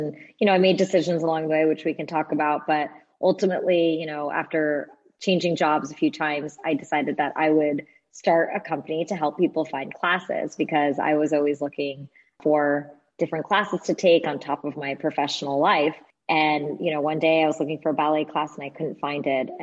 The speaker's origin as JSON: {"language": "English", "region": "New Jersey", "country": "United States", "tie": "born or raised there", "said": "I grew up in New Jersey. I'm a child of two immigrants"}